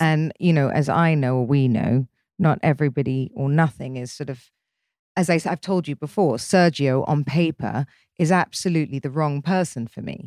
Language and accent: English; England, United Kingdom; moved away as an adult; growing up in England